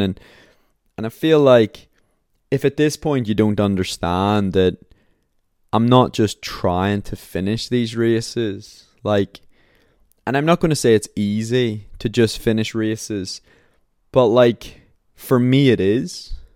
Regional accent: Belfast, Northern Ireland, United Kingdom; my hometown, like Belfast

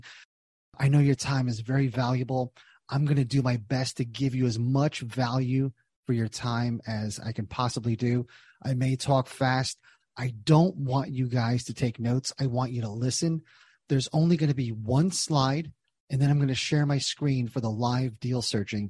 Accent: New Jersey, United States; moved away as an adult; also born or lived in Southern Indiana / Cincinnati; Born and raised in Jersey, went to college in Southern Indiana, got a job in Cincinnati after school

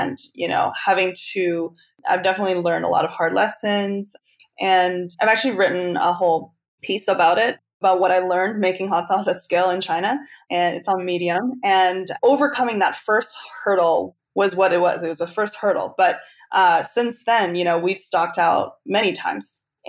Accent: Canada; now in United States; because I'm actually Canadian. So I've never lived in the US until very recently.

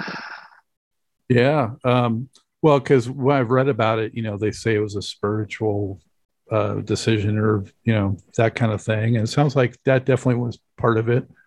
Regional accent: Los Angeles, California, United States; I'm from Los Angeles

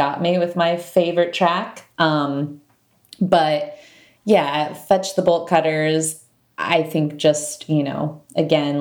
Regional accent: Fort Wayne, Indiana, United States; moved away; also born or lived in Chicago; a Fort Wayne, Indiana girl

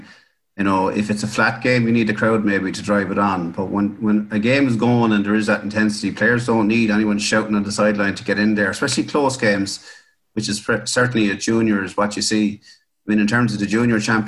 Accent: Ireland; moved away as an adult; now in Carlow, Ireland; I grew up playing in Kilkenny, the Roaring Sea, but I've been in Carlow for 12 years.

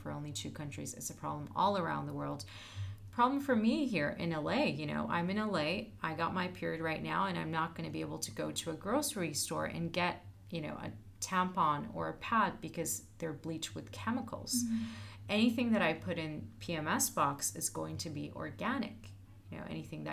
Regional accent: Turkey; now in United States; I'm originally from Turkey

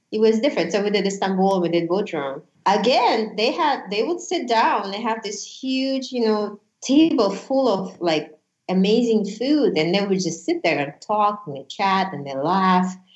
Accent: United States; I'm a huge patriot. I'm an American. I, I love this country

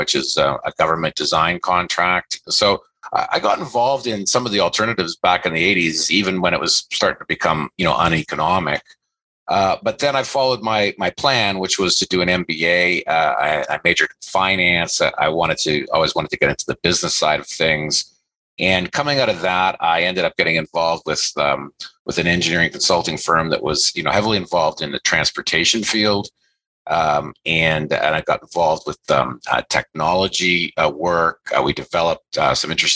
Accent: Northern Ontario, Canada; I grew up in Northern Ontario in Canada

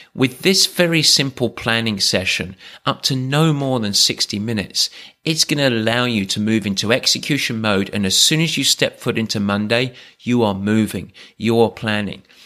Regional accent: England, United Kingdom; I'm English

